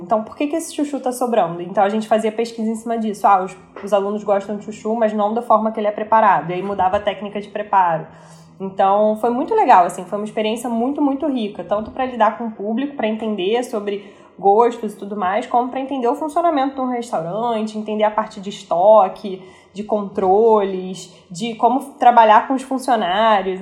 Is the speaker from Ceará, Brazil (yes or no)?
no; Rio de Janeiro, Brazil; aquelas coisas que a gente gosta enquanto carioca